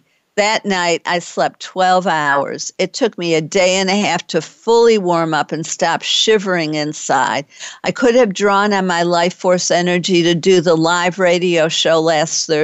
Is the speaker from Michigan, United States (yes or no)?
yes; Detroit, Michigan, United States; now in Texas, United States; I'm from Detroit and know how to drive safely in winter weather